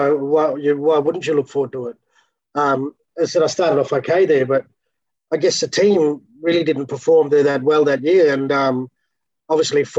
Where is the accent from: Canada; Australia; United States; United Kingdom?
Australia; Port Hedland, Western Australia; moved away; also born or lived in Broome / Melbourne; I'm originally from Port Hedland, so I went back to Port Hedland in about 2005